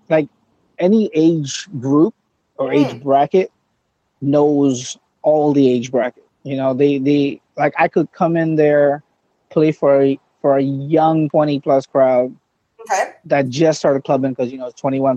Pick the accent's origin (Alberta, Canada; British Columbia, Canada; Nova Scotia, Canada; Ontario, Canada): Ontario, Canada; Mississauga; I'm from Saga